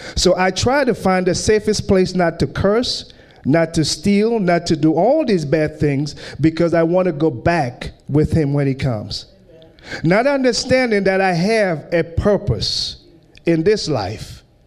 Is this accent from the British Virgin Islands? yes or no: yes; British Virgin Islands; moved away; I grew up in the British Virgin Islands